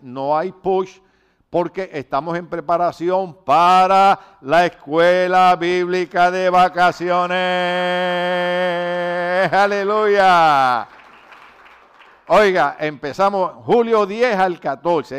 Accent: Puerto Rico; moved away; los de Puerto Rico no podemos oír la canción

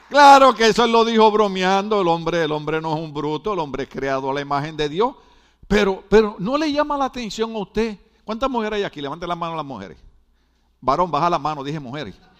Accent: Puerto Rico; now in Mexico; en Puerto Rico, en mi país

